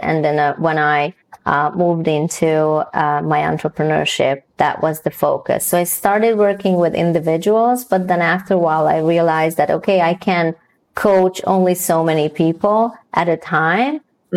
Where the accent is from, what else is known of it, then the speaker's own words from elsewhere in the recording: Hungary; moved away; also born or lived in Newfoundland; I was born and raised in Hungary